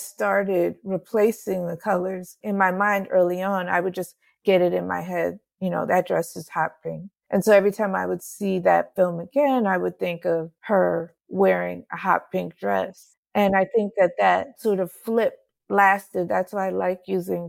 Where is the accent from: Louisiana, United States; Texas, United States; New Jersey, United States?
New Jersey, United States; I grew up in New Jersey